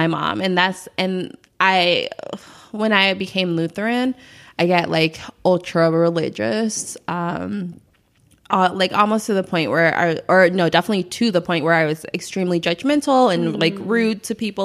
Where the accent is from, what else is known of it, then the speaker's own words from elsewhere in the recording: Chicago, Illinois, United States; I'm from the South Side of Chicago